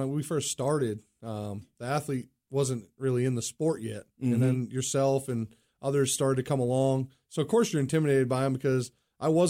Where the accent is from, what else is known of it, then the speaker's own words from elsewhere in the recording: Oxford, Maine, United States; moved away; in my hometown, history of my hometown, the Oxford 250.